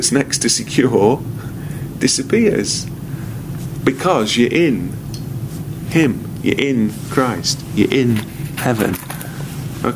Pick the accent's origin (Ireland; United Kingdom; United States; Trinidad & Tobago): United Kingdom; I am a citizen of GBR, Great Britain. I am a British citizen.